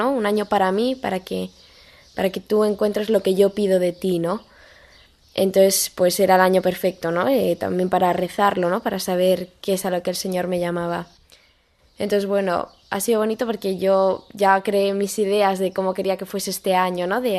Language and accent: Spanish; Madrid, Community of Madrid, Spain; also born or lived in Boadilla del Monte; tengo 18 años y soy de Madrid, vivo en Boadilla del Monte.